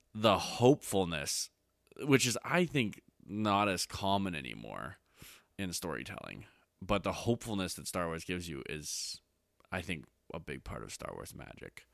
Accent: Canada; I'm Canadian.

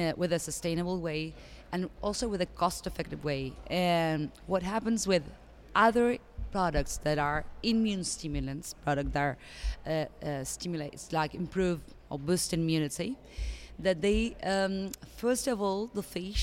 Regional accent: Argentina; I'm from Argentina

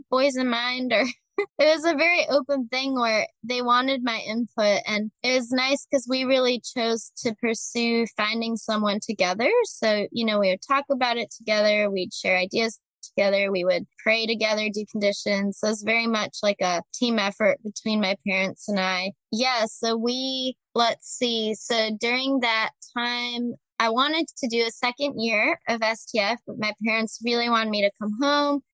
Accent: Chicago, Illinois, United States; I'm from Chicago originally

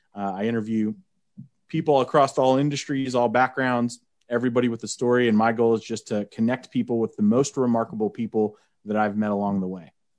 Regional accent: Oklahoma, United States; Oklahoma? Like, that's where I'm from.

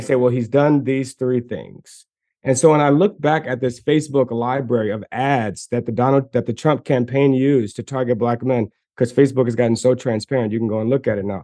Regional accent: Maryland, United States; I'm from Maryland

